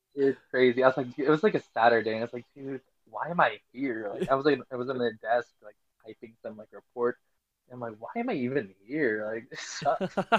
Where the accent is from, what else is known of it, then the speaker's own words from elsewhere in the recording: Philippines; moved away as an adult; now in United States; I was born and raised in the Philippines.